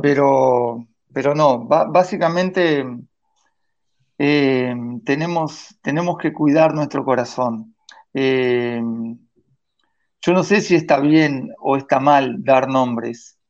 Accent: Vichadero, Rivera, Uruguay; now in Montevideo, Uruguay; mi pueblo en Bichadero

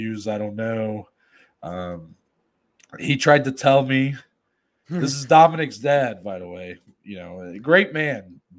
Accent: Ohio, United States; I've lived here my entire life. I was born and bred in this state.

